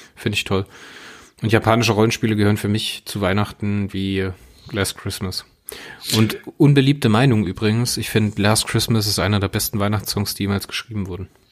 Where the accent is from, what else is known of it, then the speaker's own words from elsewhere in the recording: Hunsrück, Rhineland-Palatinate, Germany; bei uns im Hunsrück.